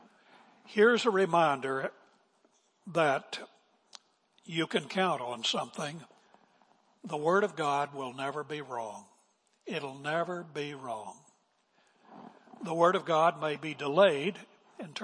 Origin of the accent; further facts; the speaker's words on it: West Virginia, United States; moved away; I'm from West Virginia. I've been away from West Virginia 100 years